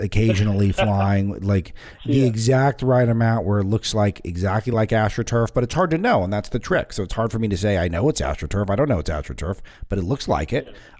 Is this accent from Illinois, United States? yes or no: no; Southern California, United States; moved away; I don't live in the warmest part of the world at the moment, but I grew up in Southern California where, you know, I joke on the show, 59 degrees is cold.